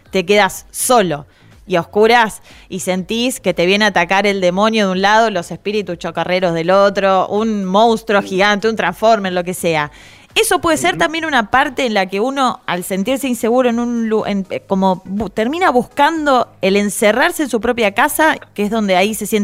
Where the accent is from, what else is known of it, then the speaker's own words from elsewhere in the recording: La Pampa, Argentina; No, en La Pampa estaba, en mi pueblo básicamente estaba la casa de los criados